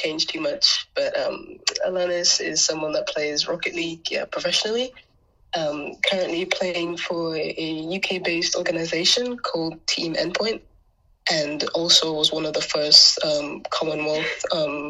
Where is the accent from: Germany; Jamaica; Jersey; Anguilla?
Anguilla; now in England; the overall island lifestyle was quite nice growing up in Angola